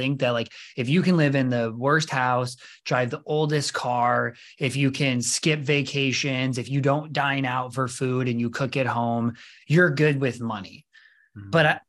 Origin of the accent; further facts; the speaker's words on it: Rockford, Illinois, United States; I'm from Rockford, right nearby.